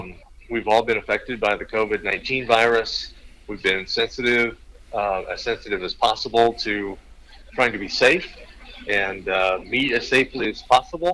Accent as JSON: {"language": "English", "region": "Missouri", "country": "United States", "tie": "born or raised there", "also_born_or_lived": "Fort Collins, Colorado", "moved": "as an adult", "lives_now": "Omaha, United States", "said": "have stayed in Missouri and been a part of my home county as I grew up in Missouri"}